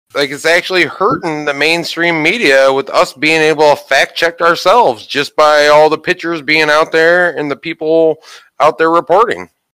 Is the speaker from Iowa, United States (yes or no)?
no; Ohio, United States; my home state of Ohio